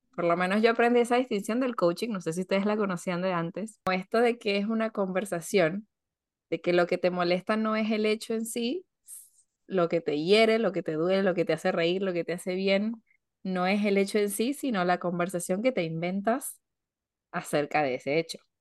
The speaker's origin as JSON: {"language": "Spanish", "country": "Venezuela", "moved": "yes", "lives_now": "Argentina", "said": "Y también yo como venezolana me puedo llegar a desligar de eso y decir, bueno, a ver, no, no porque yo venga de Venezuela"}